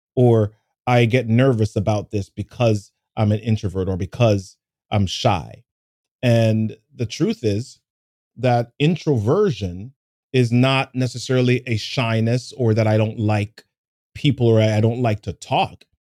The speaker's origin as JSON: {"language": "English", "town": "New York City", "region": "New York", "country": "United States", "tie": "born or raised there", "said": "when I was a kid growing up in New York City"}